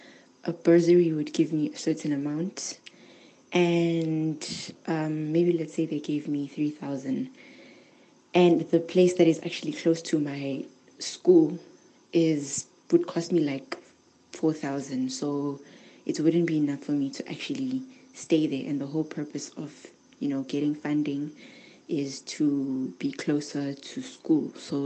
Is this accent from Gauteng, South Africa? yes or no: yes; Johannesburg, Gauteng, South Africa; I'm from Johannesburg